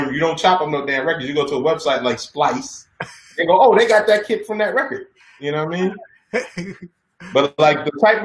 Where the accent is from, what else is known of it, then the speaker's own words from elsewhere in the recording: New York City, New York, United States; I grew up in Harlem